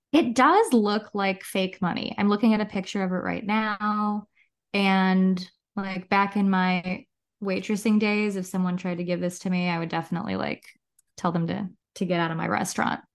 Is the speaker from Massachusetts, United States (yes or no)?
no; Chicago, Illinois, United States; I'm from Chicago